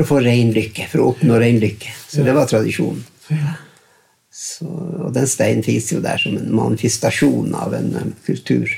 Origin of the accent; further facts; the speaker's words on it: Grettaksbotn, Northern Norway, Norway; Men eftersom jeg vokste opp i Grettaksbotn, mm. så vokste vi opp i en norsk, nordnorsk eh, kontekst.